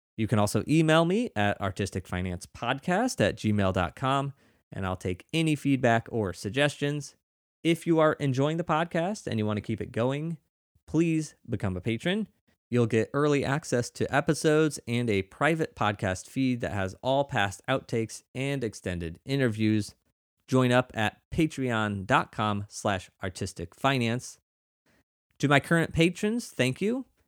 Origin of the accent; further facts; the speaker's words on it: Missouri, United States; now in New York, United States; where I grew up in Missouri